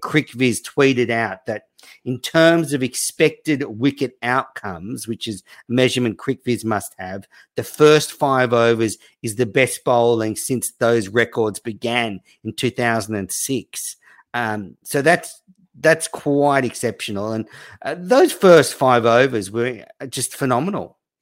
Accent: Australia; I am Australian.

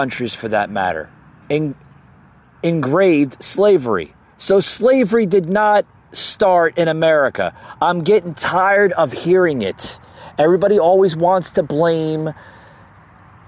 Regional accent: New Jersey, United States; moved away as an adult; also born or lived in New York City / Florida; I grew up north in New Jersey.

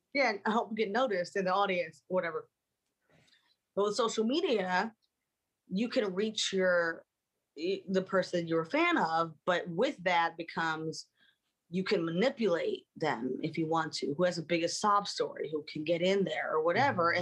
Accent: Baltimore, Maryland, United States; moved away; we grew up in Baltimore

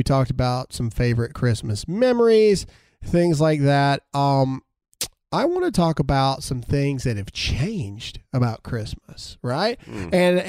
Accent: Caledonia, United States; where we grew up in Caledonia, the post office actually had somebody there that would write back all the letter. But granted, you got to remember where I grew up, there was only like 100 kids.

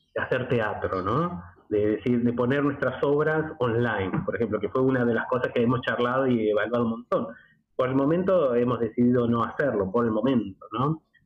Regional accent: Argentina; also born or lived in Buenos Aires, Argentina; Yo, como argentino

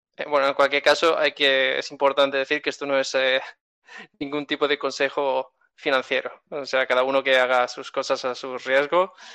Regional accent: Spain; soy español y tengo cuenta bancaria en España

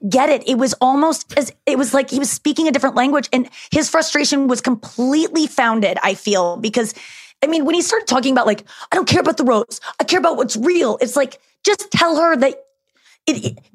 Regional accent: St. Louis, Missouri, United States; I'm from St. Louis

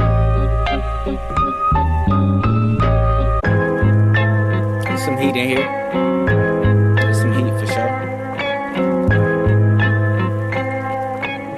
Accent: the West, West Coast, United States; I'm from the West

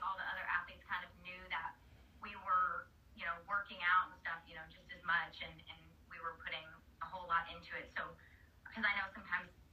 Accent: Southern Indiana, United States; I'm from Southern Indiana, so everyone that I know usually from a high school like goes to IU

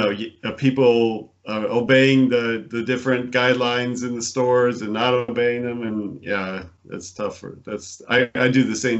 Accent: Buffalo, New York, United States; moved away as an adult; also born or lived in Connecticut; I was born in Buffalo, New York, and I grew up there

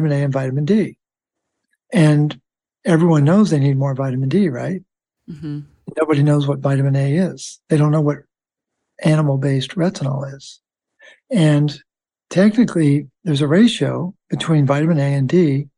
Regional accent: Baltimore, Maryland, United States; I'm from Baltimore, nicknames Baltimorely, worship at the altar of Hopkins

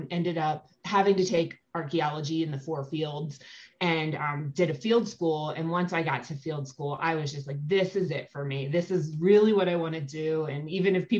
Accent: Philadelphia, Pennsylvania, United States; I grew up in Philadelphia

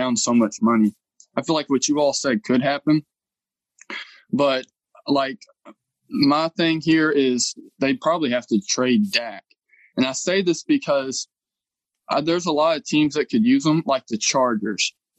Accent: Kentucky, United States; I'm from Kentucky. So, like, right below Louisville area.

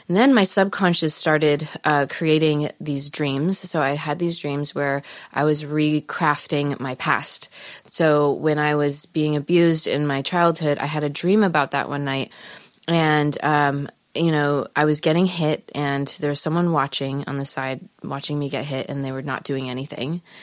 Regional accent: Palos Verdes, California, United States; Los Angeles. Actually, Palos Verdes.

